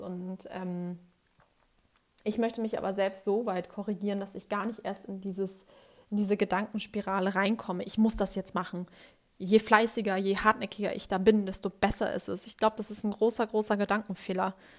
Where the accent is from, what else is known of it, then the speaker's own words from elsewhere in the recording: Hamburg, Germany; Ich bin Hamburgerin und ich liebe Hamburg